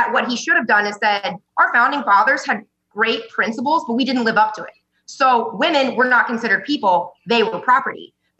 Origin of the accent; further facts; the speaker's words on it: Nebraska, United States; Yeah, I'm from Nebraska.